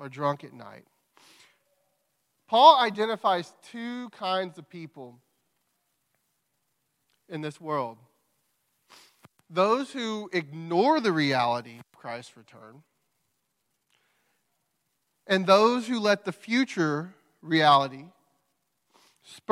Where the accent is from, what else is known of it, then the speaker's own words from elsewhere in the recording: Crockett, United States; moved away; We're from Crockett. We grew up in Crockett.